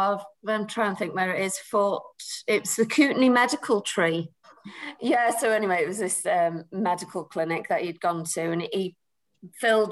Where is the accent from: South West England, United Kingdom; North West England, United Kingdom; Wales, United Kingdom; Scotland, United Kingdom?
North West England, United Kingdom; Preston; I'm from Preston.